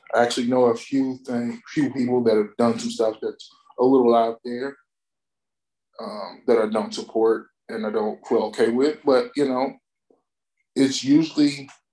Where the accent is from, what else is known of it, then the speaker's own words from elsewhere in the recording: Alabama, United States; moved away; I'm originally from Alabama